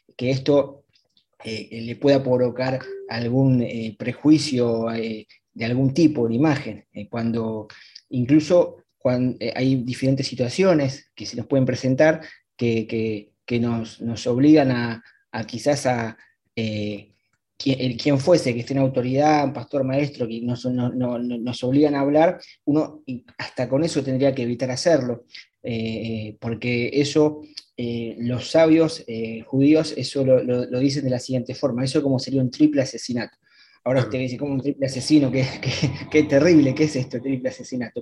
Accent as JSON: {"language": "Spanish", "country": "Argentina", "said": "yo soy de Argentina."}